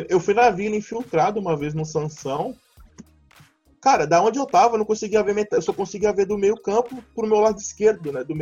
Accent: São Paulo, Brazil; born there; now in Santos, Brazil; eu nasci em São Paulo, capital, né? Aí eu mudei pra, pra, pra Santos

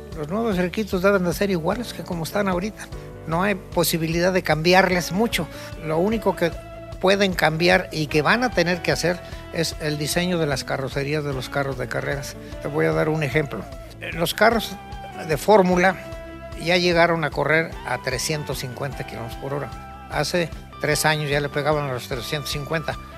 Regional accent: Mexico; soy mexicano.

